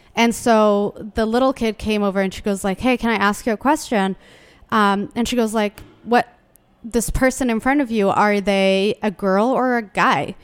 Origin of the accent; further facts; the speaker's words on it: Yemen; now in Washington, D.C., United States; I was born in Yemen